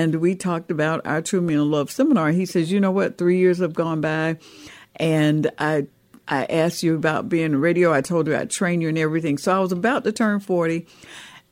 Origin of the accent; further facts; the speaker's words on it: Atlanta, Georgia, United States; I was raised right here in Atlanta, Georgia, and we on the south side of the city is where I was born and raised